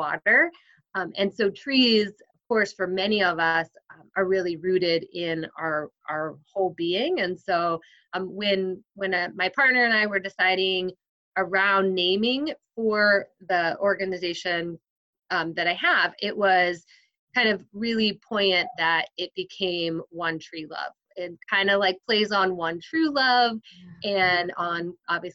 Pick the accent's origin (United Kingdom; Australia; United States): United States; New Jersey; I grew up in New Jersey